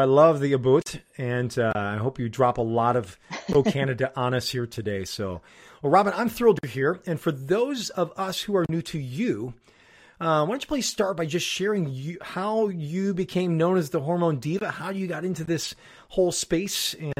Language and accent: English; Chicago, Illinois, United States; So depending on how our teams are doing, being a Chicagoan, mine can go very high and very low with theirs.